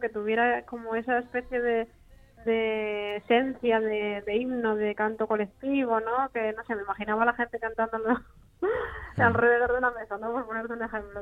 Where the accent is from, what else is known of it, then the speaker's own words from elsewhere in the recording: Asturias, Spain; me dice que soy su hermanita asturiana